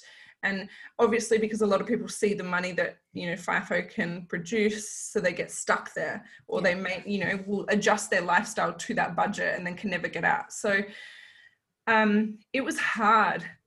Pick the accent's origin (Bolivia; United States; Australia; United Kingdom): Australia; Kalgoorlie, Western Australia; now in Mandurah, Australia; growing up in Kalgoorlie